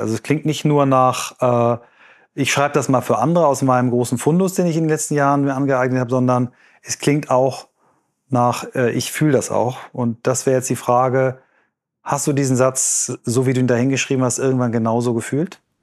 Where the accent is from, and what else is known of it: Germany